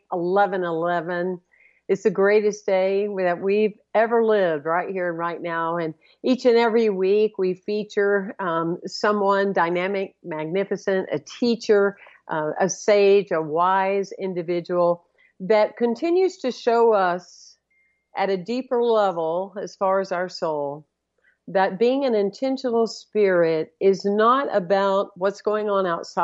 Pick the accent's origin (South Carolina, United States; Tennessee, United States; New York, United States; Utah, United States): South Carolina, United States; Anderson; I was born and raised outside of Anderson, South Carolina